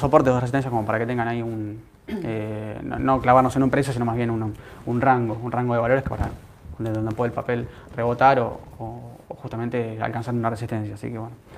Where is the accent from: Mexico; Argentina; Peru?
Argentina; Como argentino